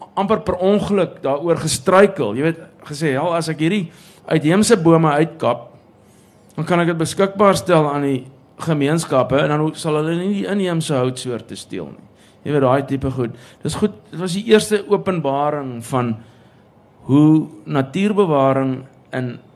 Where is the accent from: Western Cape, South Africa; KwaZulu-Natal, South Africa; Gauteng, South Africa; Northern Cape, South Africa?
Gauteng, South Africa; Pretoria; moved away as an adult; toe ek groot geword het in Pretoria